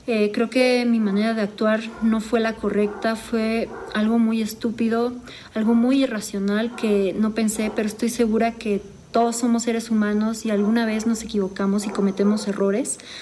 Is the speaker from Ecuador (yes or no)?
no; Mexico; Yo amo México, amo mi país porque también soy mexicana